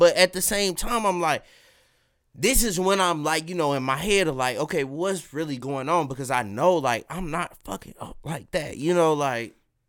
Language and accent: English; Kansas City, United States; I'm from Kansas City at the end of the day.